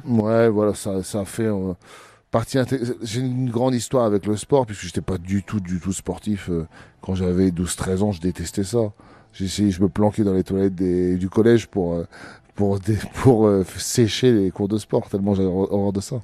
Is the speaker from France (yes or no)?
yes; Abbeville, Hauts-de-France, France; Abbeville, c'est, ça restera dans mon cœur, c'est ma ville natale